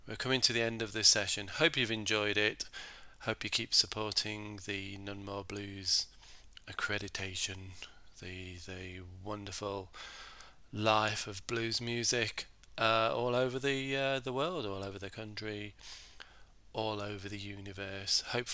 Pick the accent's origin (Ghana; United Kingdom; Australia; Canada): United Kingdom; Hey, I'm British